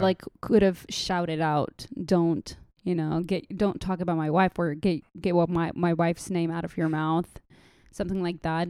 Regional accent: Saudi Arabia; accent: mixture of Saudi, Lebanese, Jordanian, Palestinian; moved away as an adult; also born or lived in Jordan; now in Dallas, United States; I am, uh, originally a Palestinian Jordanian, and I was raised in Saudi my whole lifetime

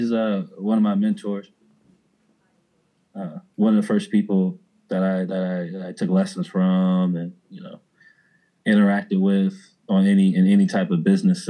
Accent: Houston, Texas, United States; first language American Sign Language; English is a second language; moved away as an adult; also born or lived in Humble, Texas / New Orleans; I grew up in Houston, Texas. I was born in a place called Humble. Spent right outside of Houston. Spent most of my adolescence in a smaller part of Houston called Greens Point.

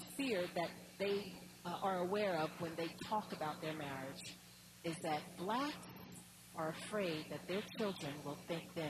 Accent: Atlantic City, New Jersey, United States; the little street that I grew up right outside of Atlantic City

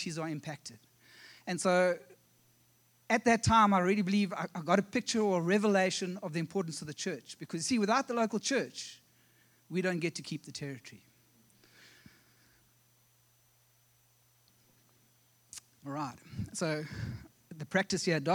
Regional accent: South Africa; accent: South African; moved away as an adult; also born or lived in Ohio; now in South Carolina, United States; We actually come from South Africa

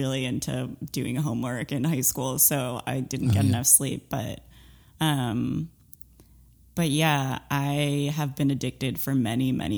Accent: Maryland, United States; now in New York, United States; I grew up in Maryland

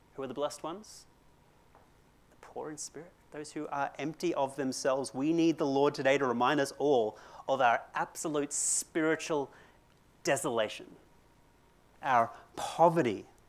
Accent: Brisbane, Queensland, Australia; also born or lived in Christchurch, New Zealand; I come from Brisbane

